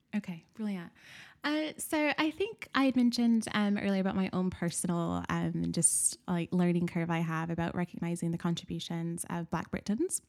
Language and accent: English; Nashville, Tennessee, United States; moved away; I was born and raised in Nashville, Tennessee